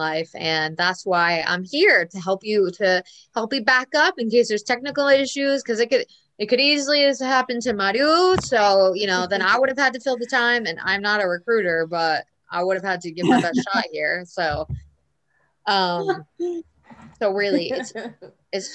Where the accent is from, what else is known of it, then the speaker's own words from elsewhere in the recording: New York, United States; moved away as an adult; now in Buenos Aires, Argentina; I'm back in my hometown in New York